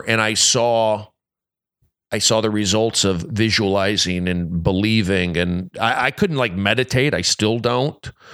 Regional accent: Los Angeles, California, United States; I grew up here in the San Fernando Valley

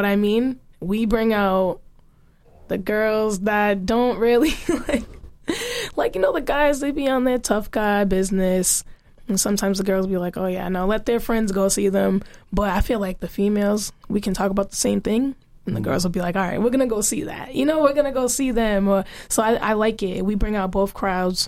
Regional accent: Boston, Massachusetts, United States; Boston made me. I didn't grow up anywhere else.

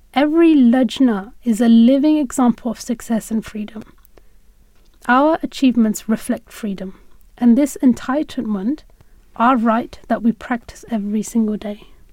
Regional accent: United Kingdom; As a young woman growing up in Britain

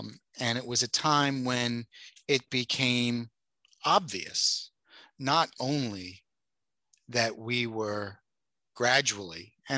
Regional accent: New York City, New York, United States; I was growing up in New York City in the 1980s, mostly the 1990s

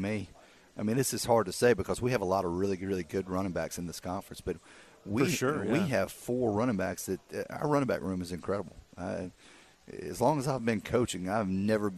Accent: South Carolina, United States; I'm from South Carolina

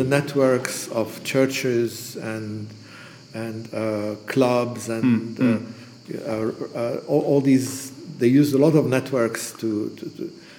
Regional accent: Beirut, Beirut Governorate, Lebanon; we're both from Ras Beirut, more or less

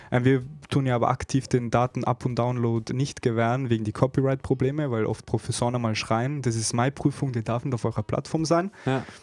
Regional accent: Innsbruck, Tyrol, Austria; ich bin zwar in Innsbruck geboren und aufgewachsen und viele Jahre dort verbracht

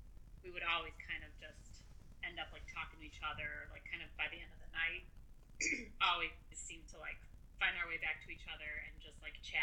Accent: Illinois, United States; I grew up in Illinois.

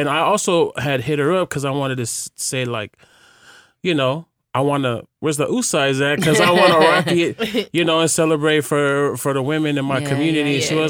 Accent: Hawaii, United States; The youngest of 8 children, I became auntie to many. Growing up in Hawaii, I developed a strong relationship with God and also discovered my passion for fashion.

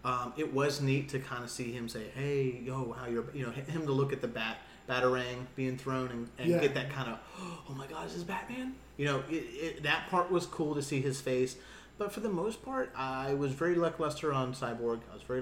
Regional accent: Boston, Massachusetts, United States; I'm from Beantown. Like, you just hear that Bostonian just come out.

